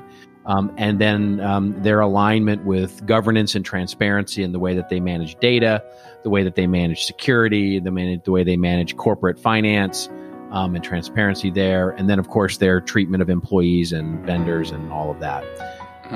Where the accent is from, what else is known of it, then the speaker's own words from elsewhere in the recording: Texas, United States; I grew up in Texas